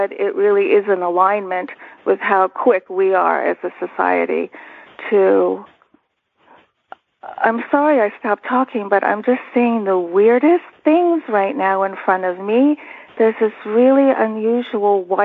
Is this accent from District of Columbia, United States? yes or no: yes; Washington, District of Columbia, United States; moved away as an adult; also born or lived in Istanbul, Turkey / Montreal, Canada / Capitol Hill, Washington, D.C.; now in North Carolina, United States; we came and we settled in the Washington, D.C. suburbs, which is where I did my growing up.